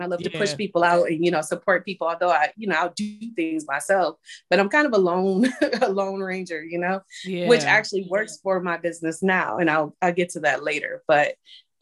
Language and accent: English; Michigan, United States; moved away as an adult; now in Maryland, United States; We're both from Michigan